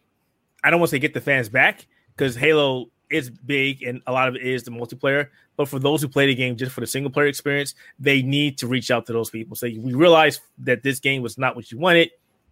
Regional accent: United States; I'm American

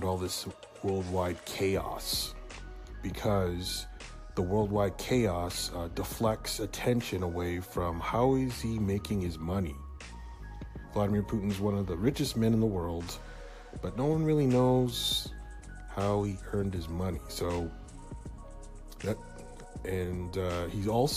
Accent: Hamilton, Ontario, Canada; my hometown of Hamilton, Ontario

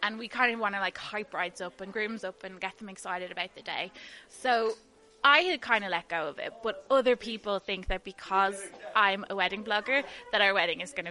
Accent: Dublin, Leinster, Ireland; I'm from Dublin

